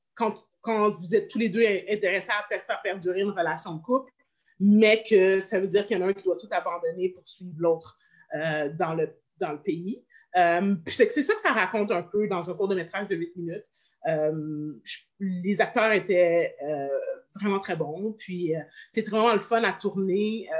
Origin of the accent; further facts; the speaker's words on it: Montreal, Quebec, Canada; je viens de Montréal